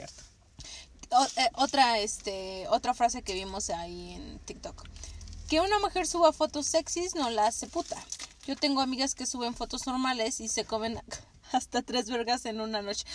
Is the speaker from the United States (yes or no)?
no; Mexico; Nosotras que somos de México